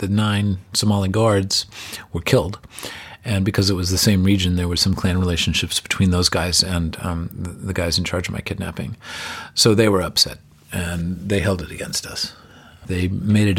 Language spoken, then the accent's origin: English; United States; as an American